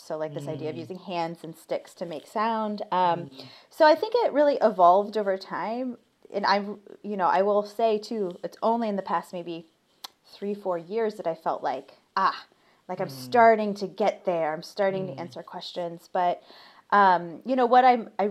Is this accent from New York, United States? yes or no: no; Ohio, United States; I'm from Ohio. So like football and marching band was really big a part of my like growth